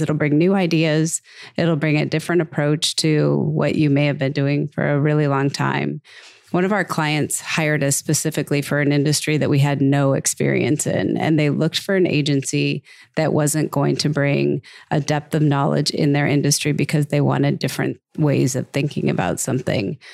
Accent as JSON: {"language": "English", "region": "Minnesota", "country": "United States", "moved": "yes", "lives_now": "Phoenix, United States", "said": "I'm from Minnesota"}